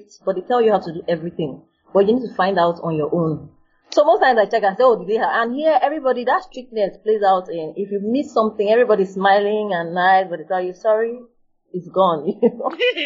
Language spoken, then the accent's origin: English; Nigeria; moved away as an adult; now in College Station, United States; we're doing architecture from Nigeria